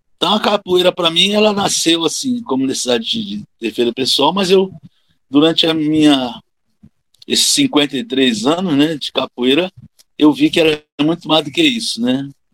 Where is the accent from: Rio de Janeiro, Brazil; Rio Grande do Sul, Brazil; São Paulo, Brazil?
Rio de Janeiro, Brazil; moved away as an adult; now in Alagoas, Brazil; No Rio de Janeiro, nasci no Rio de Janeiro. Hoje eu moro em Alagoas desde 1982, ou seja, vão fazer 40 anos, né, de, de Alagoas, mais do que tive de Rio de Janeiro, né, que eu cheguei aqui com 26